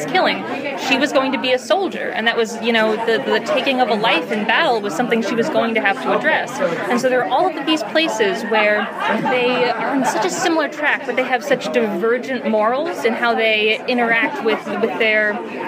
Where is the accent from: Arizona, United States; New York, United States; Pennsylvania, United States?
New York, United States; New York City; I grew up in New York City